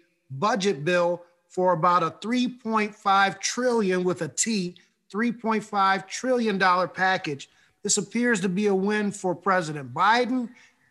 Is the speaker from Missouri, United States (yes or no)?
no; New York, United States; one of the biggest states in the union, my home state